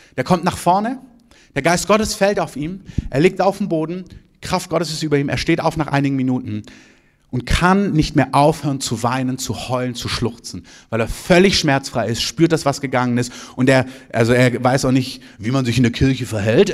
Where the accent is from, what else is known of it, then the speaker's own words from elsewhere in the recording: Southern Germany, Germany; moved away; in Süddeutschland, wo ich herkomme